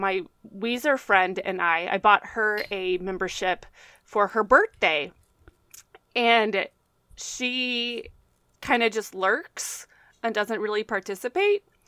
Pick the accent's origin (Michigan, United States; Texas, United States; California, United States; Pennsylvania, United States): Texas, United States; me being a Texan